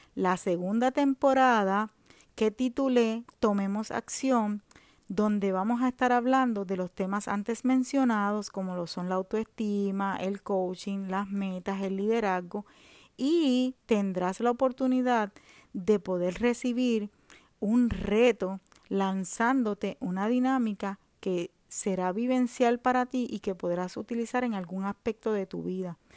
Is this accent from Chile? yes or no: no; Puerto Rico; now in Orlando, United States; vivo en Orlando, Florida, soy de Puerto Rico